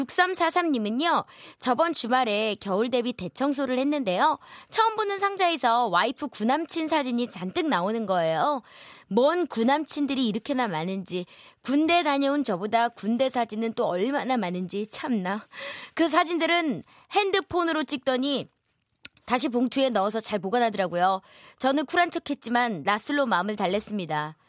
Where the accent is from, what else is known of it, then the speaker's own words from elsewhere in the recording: Wonju, Gangwon, South Korea; 전 강원도 원주요